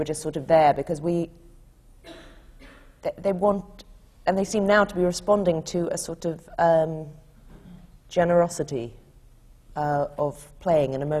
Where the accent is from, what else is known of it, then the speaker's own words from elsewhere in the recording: North Carolina, United States; I was born in North Carolina